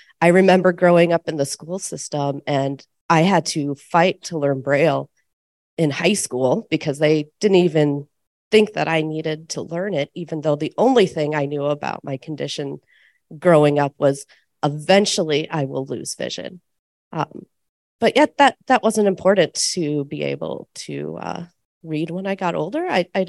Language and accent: English; Iowa, United States; I'm from Iowa, and I also have LCA.